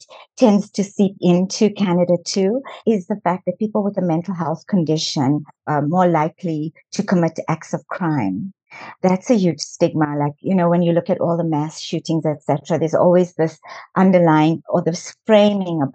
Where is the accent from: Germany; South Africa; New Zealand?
South Africa; I was born in South Africa